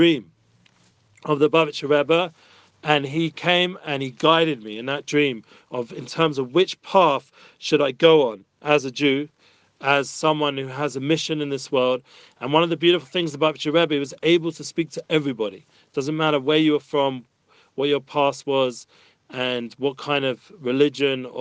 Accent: London, United Kingdom; moved away as an adult; now in Israel; As young teenagers growing up in North London

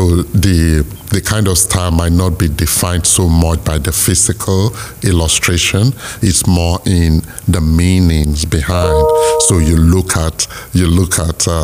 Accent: Nigeria; Nigeria, which is my home country

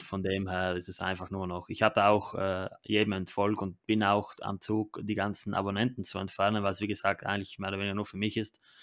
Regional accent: Italy; bei uns in Italien

